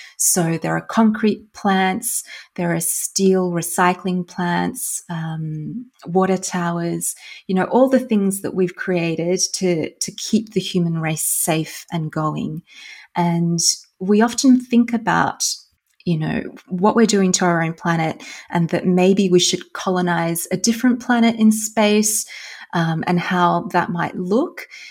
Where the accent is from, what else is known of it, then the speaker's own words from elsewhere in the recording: Australia; moved away as an adult; also born or lived in Germany / Netherlands; now in Iceland; I'm originally from Australia. Uh, I grew up in Australia and I then moved